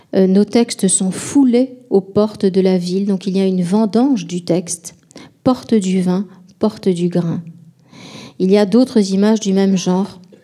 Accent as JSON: {"language": "French", "town": "Bordeaux", "region": "Nouvelle-Aquitaine", "country": "France", "tie": "born or raised there", "said": "étant bordelaise, euh, j'ai été élevée dans une tradition"}